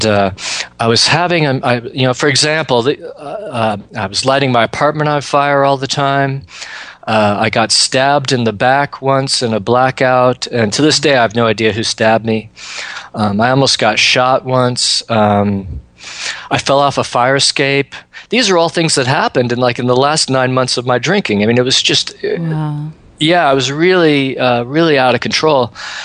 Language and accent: English; Seattle, Washington, United States; I grew up in Seattle